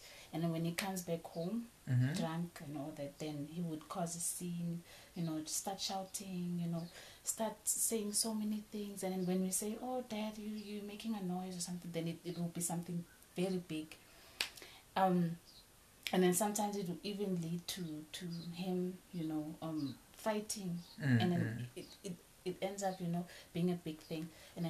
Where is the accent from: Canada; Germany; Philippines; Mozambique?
Mozambique; Okay. I'm from Mozambique, guys.